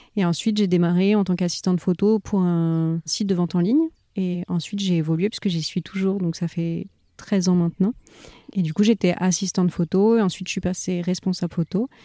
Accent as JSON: {"language": "French", "area": "Paris region, Val d'Europe, near Marne-la-Vallée", "region": "Île-de-France", "country": "France", "tie": "born or raised there", "moved": "as an adult", "lives_now": "Touraine, France", "said": "j'ai grandi en région parisienne avec mes parents et mon frère, du côté de Val d'Europe, en fait, vers Marne-la-Vallée"}